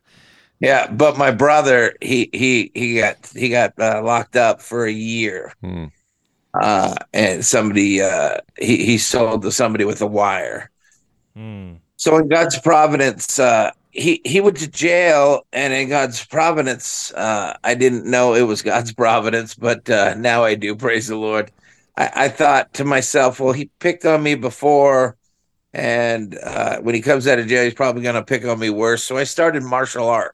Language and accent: English; Los Angeles, California, United States; also born or lived in San Fernando Valley, California; I was born in San Pedro